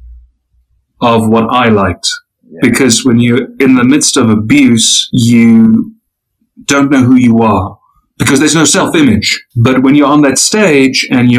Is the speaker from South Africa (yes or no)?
yes; South Africa; I'm a South African